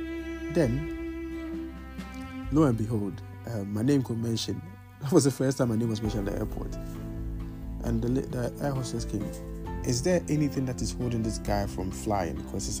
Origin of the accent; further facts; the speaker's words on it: Bologna, Emilia-Romagna, Italy; English is a second language; moved away as an adult; now in United Kingdom; Because bear in mind, I come from Bologna, and the only place that black people work are cleaning and pushing trolleys.